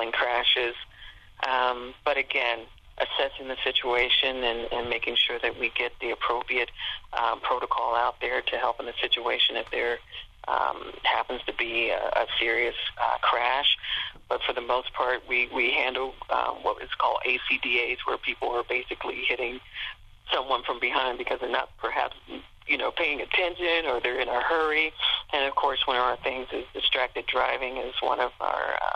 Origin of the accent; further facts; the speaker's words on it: Cincinnati, Ohio, United States; also born or lived in Portsmouth, Ohio; I'm from Cincinnati, and so I was able to transfer back within a year to my, close to my home area.